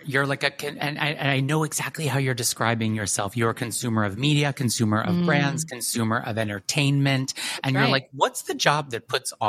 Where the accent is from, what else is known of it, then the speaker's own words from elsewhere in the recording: New York, United States; I just like bit from the business and as a New Yorker, it's just a phrase